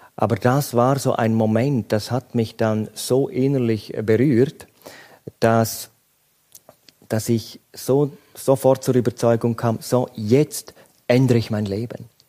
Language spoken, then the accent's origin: German; Graubünden, Switzerland; Ich bin in Grabünden aufgewachsen